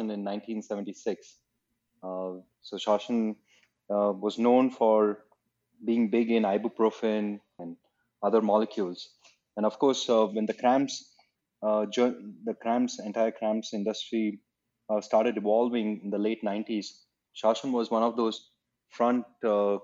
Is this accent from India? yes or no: yes; Chennai, Tamil Nadu, India; also born or lived in Cardiff; my growing years were in Chennai